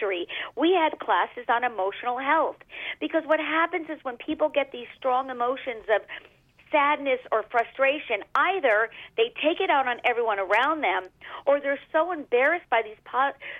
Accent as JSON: {"language": "English", "town": "Los Angeles", "region": "California", "country": "United States", "tie": "born or raised there", "said": "I come from California in the Hollywood Hills."}